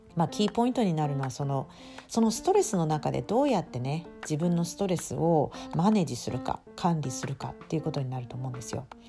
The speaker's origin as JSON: {"language": "Japanese", "region": "Tokyo", "country": "Japan", "tie": "born or raised there", "also_born_or_lived": "Bangkok, Thailand / London, United Kingdom", "moved": "as an adult", "lives_now": "Brisbane, Australia", "said": "日本の東京で一人暮らし"}